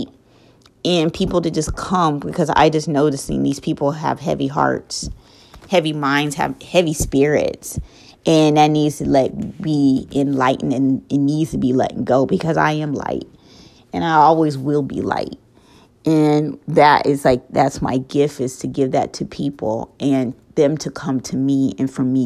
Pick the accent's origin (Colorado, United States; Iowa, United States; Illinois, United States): Colorado, United States; moved away as an adult; now in North Carolina, United States; I'm from Colorado, born and raised